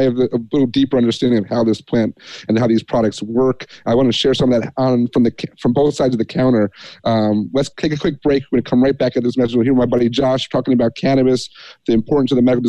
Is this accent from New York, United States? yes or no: yes; Catskills, upstate New York, United States; We grew up in Catskills, upstate New York, 10 minutes or so from where Woodstock happened in 69